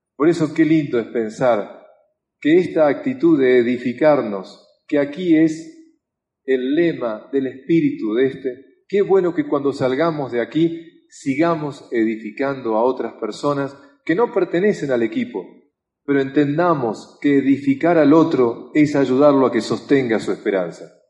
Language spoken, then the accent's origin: Spanish; Argentina; como argentino